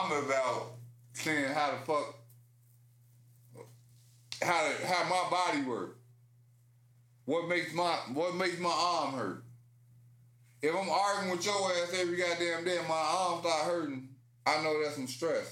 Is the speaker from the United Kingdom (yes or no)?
no; Chicago, Illinois, United States; as a Chicagoan